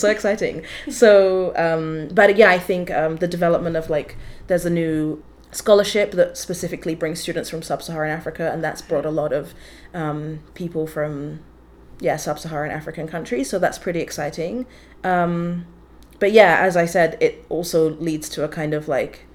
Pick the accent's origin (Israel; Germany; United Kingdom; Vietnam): United Kingdom; London; now in Vancouver, Canada; I also was raised in the diaspora in England, but not in Canada